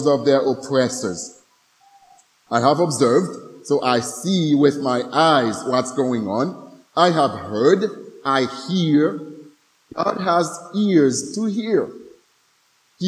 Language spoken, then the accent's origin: English; Haiti; some of us Haitians